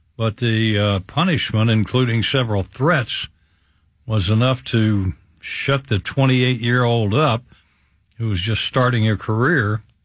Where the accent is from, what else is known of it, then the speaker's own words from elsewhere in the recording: southern West Virginia, United States; now in Tampa Bay, United States; my home state of West Virginia